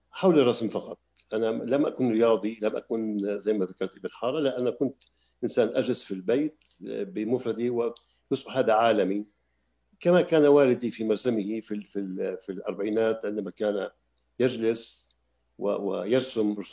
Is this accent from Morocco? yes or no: no; Damascus, Damascus Governorate, Syria; also born or lived in Palestine; هذا ما سمنا في دمشق في في مدينة دمشق عندما هاجرنا من فلسطين سنة 48